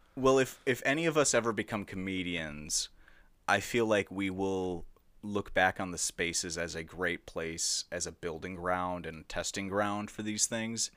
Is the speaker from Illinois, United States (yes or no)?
no; Edina, Minnesota, United States; I grew up in prestigious Westy Dinah